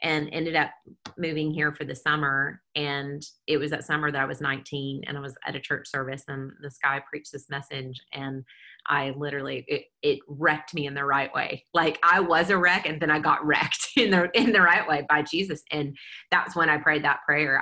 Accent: Kentucky, United States; moved away as an adult; also born or lived in Baton Rouge, Louisiana; now in Nashville, United States; I grew up in Kentucky, but then my family moved to Louisiana the year I was a senior in high school

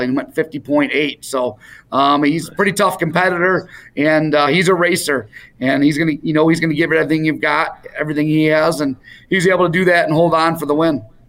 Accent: Warren, Michigan, United States; growing up in Warren

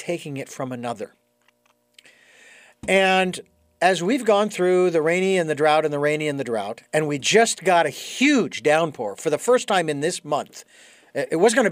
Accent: Phoenix, Arizona, United States; being born and raised in Phoenix and being exposed to the different tribes that were in Arizona

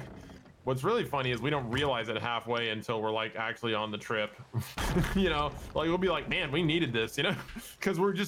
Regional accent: Macon, Georgia, United States; my hometown is called Macon, Georgia

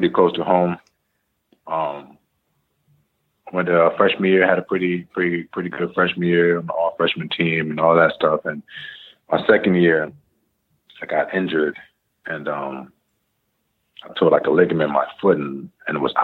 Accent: Greenbelt, Maryland, United States; also born or lived in Queens, New York; I was born in New York, but I was raised in like the DC area, the DMV.

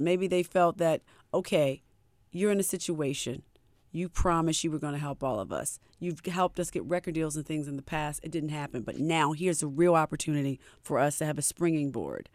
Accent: Baltimore, Maryland, United States; we're all from Baltimore

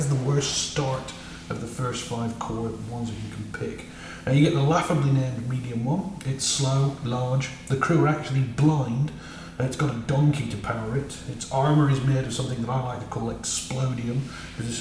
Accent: United Kingdom; I'm British

